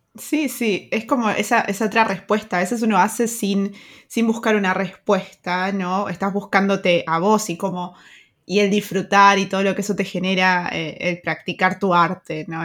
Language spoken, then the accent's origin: Spanish; Argentina; now in Germany; nuestros países como Argentina, Uruguay